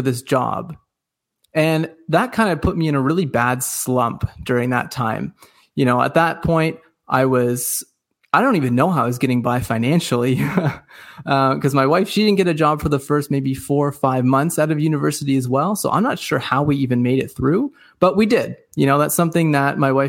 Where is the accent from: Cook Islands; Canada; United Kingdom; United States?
Canada; Dundas, Ontario; also born or lived in Cambridge, Ontario; I live in a small town called Dundas. It's part of a bigger community called Hamilton, and it's about 40 minutes away from Toronto. So for those of you who are listening, you probably know where Toronto is, but you probably wouldn't know where Dundas is. It's just a small little valley town. Born and raised here